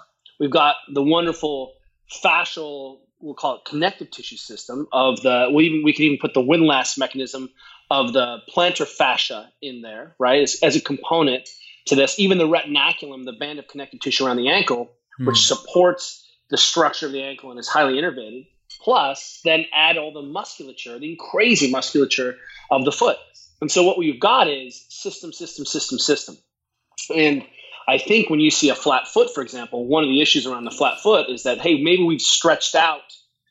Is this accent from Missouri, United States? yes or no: no; Boulder, Colorado, United States; also born or lived in Germany; I grew up in Boulder. I came out of a tradition where we ran wild in the mountains, basically kayaked.